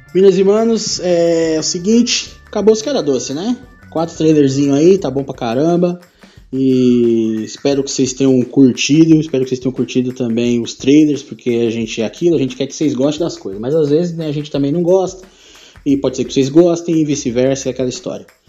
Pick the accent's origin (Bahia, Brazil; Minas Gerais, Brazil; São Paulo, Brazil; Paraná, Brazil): São Paulo, Brazil; nós aqui de São Paulo